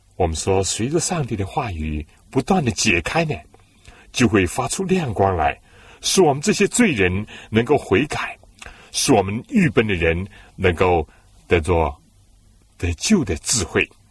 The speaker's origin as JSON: {"language": "Chinese", "country": "China", "said": "我们中国人呢，很少是喝生水、冷水的"}